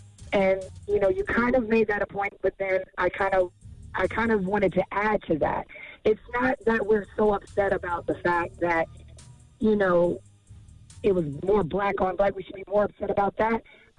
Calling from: Fayetteville, North Carolina, United States; I'm actually calling from Fayetteville, North Carolina.

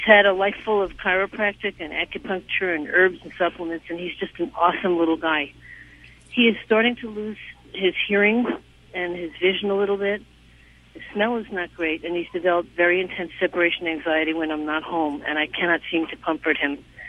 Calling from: New York City, New York, United States; I'm calling from New York City

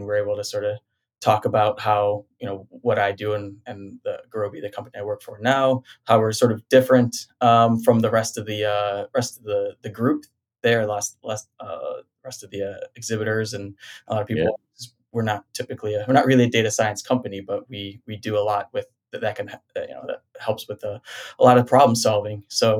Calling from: Vienna, Virginia, United States; I'm in Vienna, Virginia, which is just outside of DC.

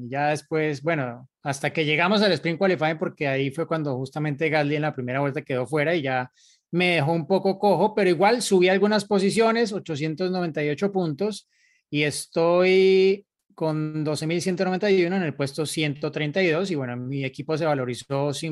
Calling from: Coacalco, State of Mexico, Mexico; Soy Edgar de Coacalco, Estado de México.

